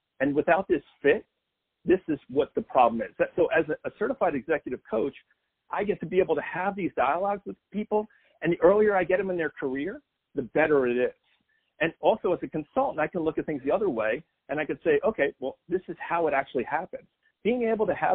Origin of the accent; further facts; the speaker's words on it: New Jersey, United States; now in Nashville, United States; I'm originally from New Jersey